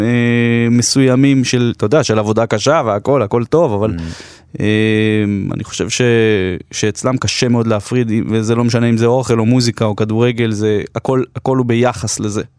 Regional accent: Jerusalem, Jerusalem District, Israel; בתור ילד, אפילו שגדלתי בירושלים של, אה, אינתיפאדת אל-אקצא

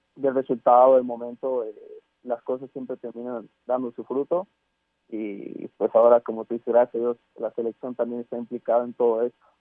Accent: Mexico; como mexicano

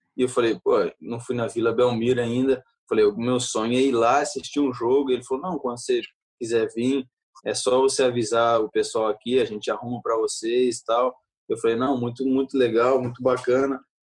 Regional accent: Belgium; now in Manchester, United Kingdom; meu coração eu sou brasileiro, minha família é brasileira, eu nasci na Bélgica

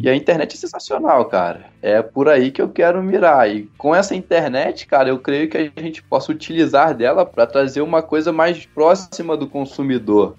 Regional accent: Teresópolis, Rio de Janeiro, Brazil; Eu sou aqui de Teresópolis, como você já falou, uhum. filho de agricultor, toda a família teve o pé ali na roça

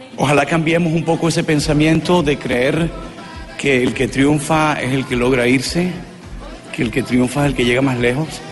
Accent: Colombia; mis colombianos, a mi país

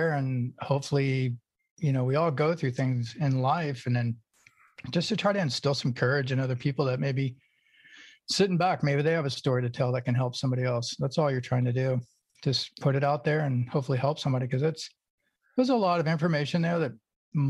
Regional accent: Oklahoma, United States; also born or lived in California; now in Maui, United States; I was born in Oklahoma

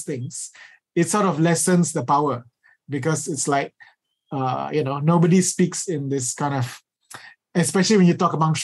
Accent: Malaysia

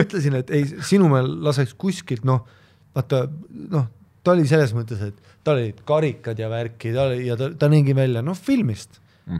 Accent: Viimsi, Harju County, Estonia; ma olen nagu Viimsist heast kohast

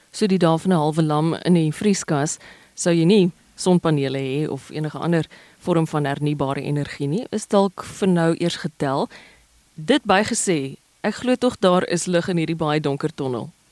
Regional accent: South Africa; ons as Suid-Afrikaners

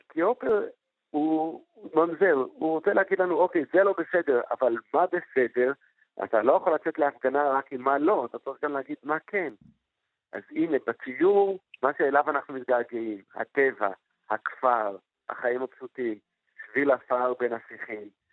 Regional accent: Jerusalem, Jerusalem District, Israel; בילדותי בירושלים

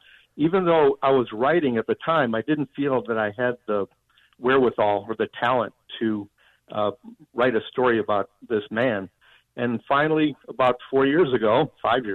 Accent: Park Ridge, Illinois, United States; I grew up in Park Ridge, but I was right on the Chicago border

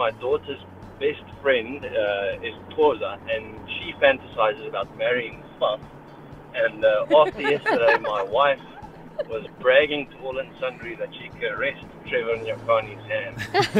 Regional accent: South Africa; I grew up in apartheid-era South Africa

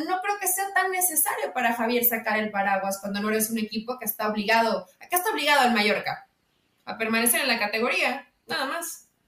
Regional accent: Mexico; como mexicanos de este lado

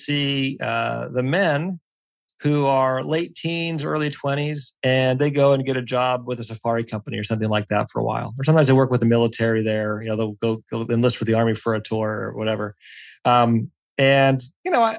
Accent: Pennsylvania, United States; I grew up in Pennsylvania.

